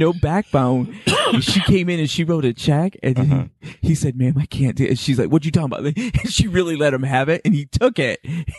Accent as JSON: {"language": "English", "town": "Grand Rapids", "region": "Michigan", "country": "United States", "also_born_or_lived": "Southfield, Michigan", "said": "I'm from Grand Rapids, Michigan."}